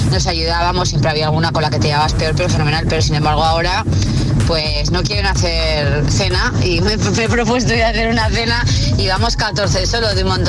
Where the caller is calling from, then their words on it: Zaragoza, Aragon, Spain; Buenos días, agitadores. … de Zaragoza.